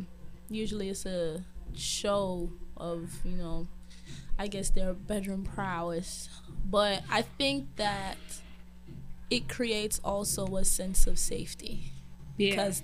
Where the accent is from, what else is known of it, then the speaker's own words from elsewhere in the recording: Brownsville, United States; I am from Brownsville.